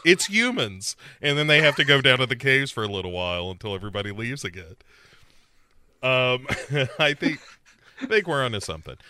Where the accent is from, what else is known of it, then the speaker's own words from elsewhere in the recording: United States; as an American